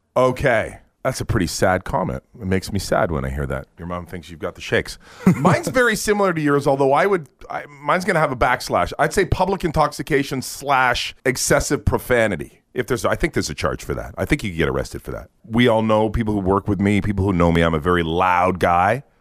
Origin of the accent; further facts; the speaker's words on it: England, United Kingdom; now in Canada; I am English